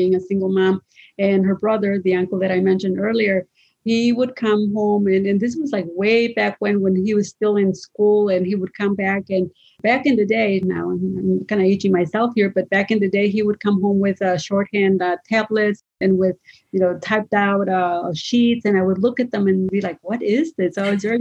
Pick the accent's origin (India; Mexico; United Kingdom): Mexico; moved away; I was from Mexico